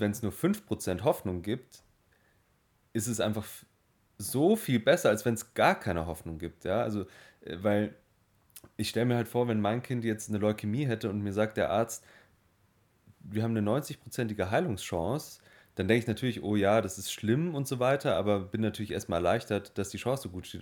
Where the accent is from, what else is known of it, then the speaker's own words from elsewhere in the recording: Germany; bei uns in Deutschland